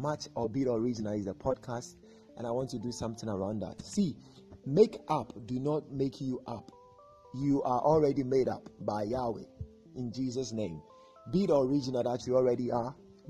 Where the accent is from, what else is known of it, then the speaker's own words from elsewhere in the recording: Ghana; I'm from Ghana, West Africa.